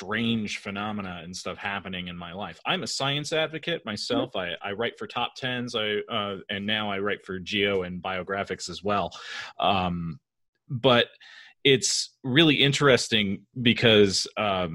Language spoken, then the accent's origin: English; California, United States; also born or lived in Woodbridge, Virginia; now in Northern Virginia, United States; I live in Northern Virginia now. I'm from California originally.